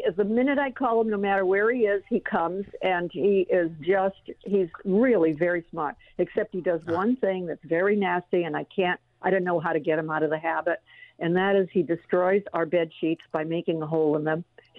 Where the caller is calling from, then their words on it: Los Angeles, California, United States; No, I'm calling from Los Angeles.